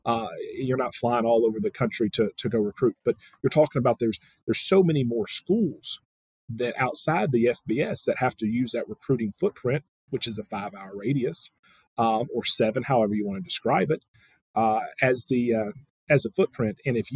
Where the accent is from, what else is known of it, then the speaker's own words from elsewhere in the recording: Tuscaloosa, Alabama, United States; And you're like, you know, I'm from Tuscaloosa, and you're telling me you didn't know about the other 12?